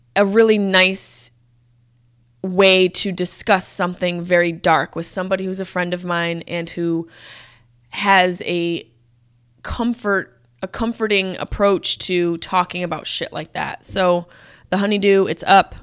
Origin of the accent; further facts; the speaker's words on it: Syracuse, New York, United States; I'm from Syracuse